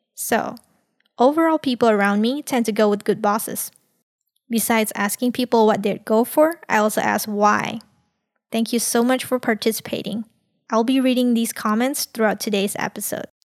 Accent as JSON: {"language": "English", "country": "Malaysia", "tie": "born or raised there", "said": "Coming from a multicultural society in Malaysia"}